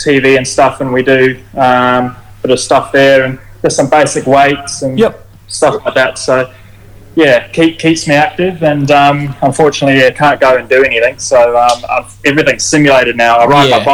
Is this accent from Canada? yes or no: no; New Zealand; I'm New Zealander